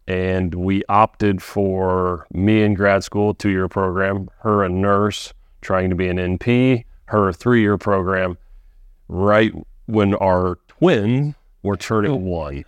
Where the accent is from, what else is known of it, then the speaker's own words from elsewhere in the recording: Frankfort, Indiana, United States; I'm not from Lafayette, but pretty close, Frankfort, Indiana.